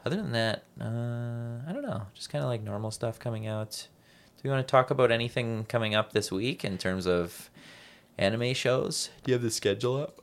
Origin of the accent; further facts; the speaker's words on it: Canada; I'm a Canadian